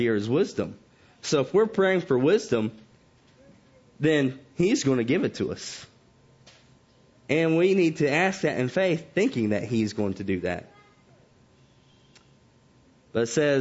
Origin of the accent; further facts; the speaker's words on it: the South, United States; growing up in the South